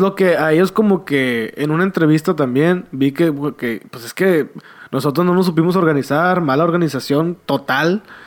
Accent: Monterrey, Nuevo León, Mexico; yo sea de Monterrey

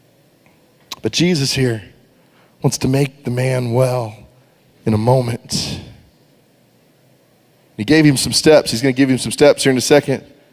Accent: Texas, United States; We grew up in Texas

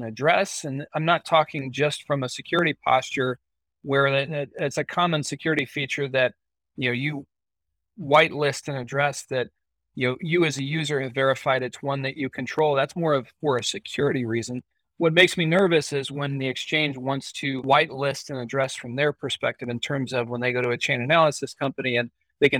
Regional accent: United States; as an American

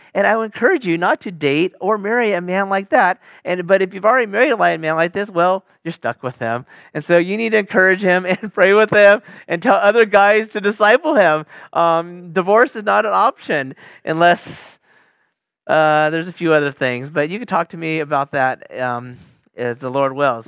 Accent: Sacramento, California, United States; my hometown, Sacramento

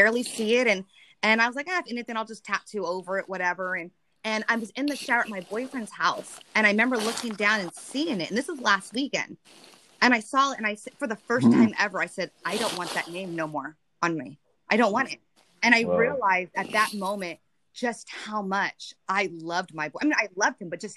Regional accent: Deep South, United States; accent: southern; moved away; my southern accent comes out, because I lived in the south

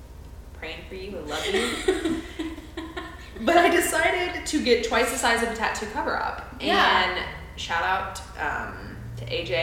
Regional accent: Florida, United States; moved away; also born or lived in Tennessee; I was born and raised in Florida half of my life before I lived in Tennessee, so I grew up in the ocean.

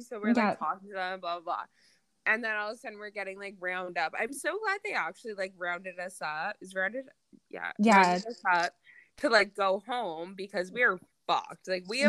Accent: Ontario, Canada; Like super fucking arrogant and like we want to party, like we're from Ontario.

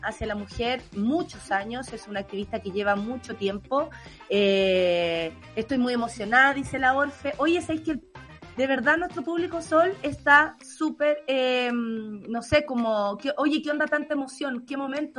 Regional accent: Chile; como sociedad, como chilenos, como país

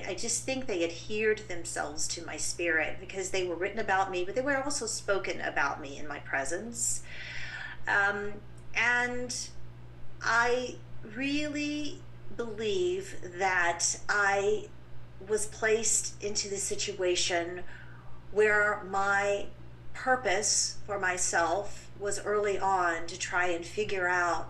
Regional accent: England, United Kingdom; born there; You know, I would have to start way back in England. I was born in the United Kingdom.

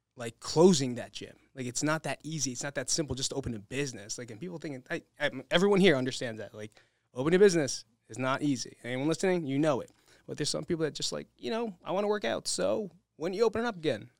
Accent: New Jersey, United States; now in Las Vegas, United States; we're from New Jersey

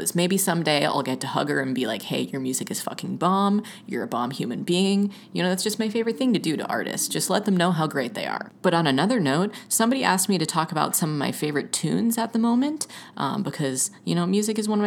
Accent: Georgia, United States; moved away; I'm literally originally from Georgia, so from the South

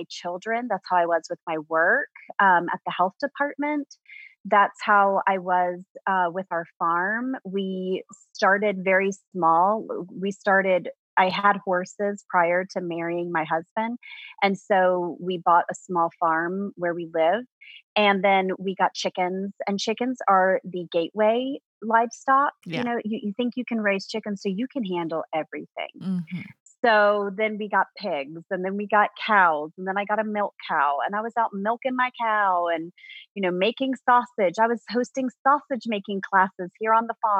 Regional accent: suburbs of DC, Virginia, United States; now in Appalachian Mountains of Virginia, United States; I grew up in Virginia, but I grew up in the suburbs of DC

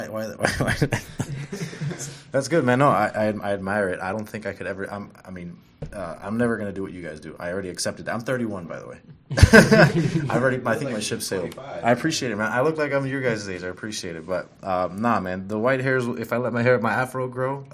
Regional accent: Miami, Florida, United States; moved away as an adult; now in Indiana, United States; I'm from Miami, so I'm from, like, a big city down all the way on the other side of the East Coast.

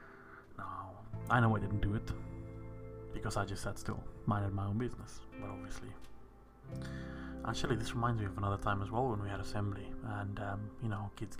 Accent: South Africa; I was from South Africa

